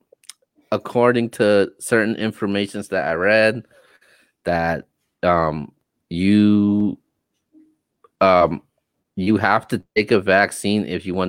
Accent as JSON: {"language": "English", "region": "West Coast", "country": "United States", "said": "we're both from the West Coast."}